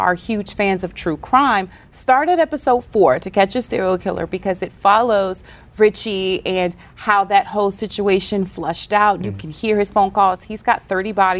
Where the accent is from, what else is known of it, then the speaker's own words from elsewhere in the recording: the South, United States; accent: Southern; I'm from the South, I got this accent